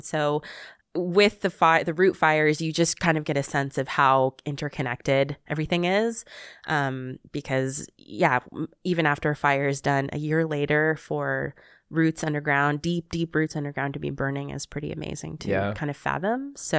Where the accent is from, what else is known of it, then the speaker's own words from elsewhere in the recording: California, United States; accent: Southern California; trying not to speak in my Southern California accent